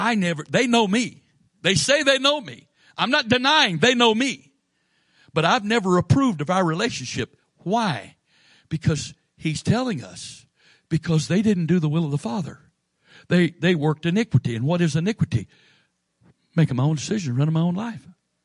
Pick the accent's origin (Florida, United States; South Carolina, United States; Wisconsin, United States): Florida, United States; born there; now in Maryland, United States; Now, I was born in Florida. My dad was stationed there when I was born.